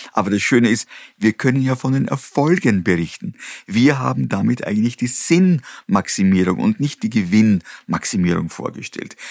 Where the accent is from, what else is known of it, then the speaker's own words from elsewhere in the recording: Austria; Ich bin in der Region aufgewachsen, auf einem kleinen Bauernhof